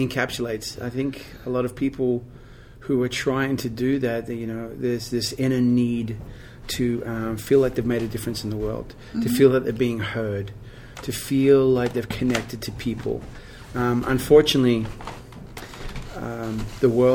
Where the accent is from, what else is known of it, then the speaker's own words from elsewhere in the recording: Perth, Western Australia, Australia; moved away as an adult; now in Nashville, United States; I was born in Perth, Western Australia, and I left at the age of 21